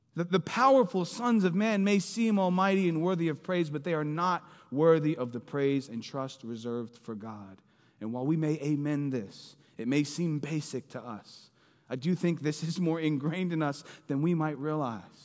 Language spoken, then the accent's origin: English; Philadelphia, Pennsylvania, United States; moved away; I'm from Philly.